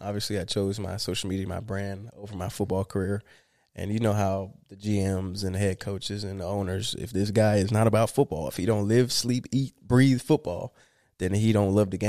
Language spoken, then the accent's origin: English; Florida, United States; I always have my eyes on the Dolphins because I love Florida. I'm from Florida.